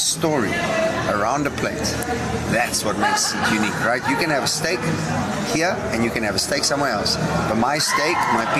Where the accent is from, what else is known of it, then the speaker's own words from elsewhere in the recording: South Africa; also born or lived in Portugal; Sun International is the reason why I'm in South Africa. Okay. 7 years old, we moved here from Portugal, and my dad was in charge of food and beverage for Fish River Sun in the Eastern Cape.